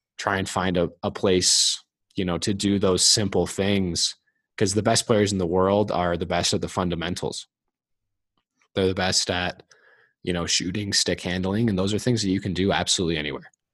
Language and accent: English; Colorado, United States; growing up in Colorado